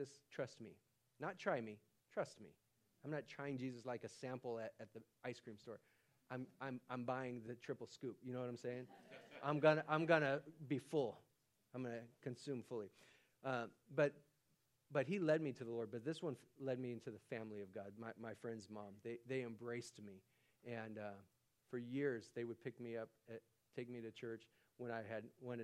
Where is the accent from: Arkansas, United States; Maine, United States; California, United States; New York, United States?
California, United States; Stockton; I'm from Stockton, California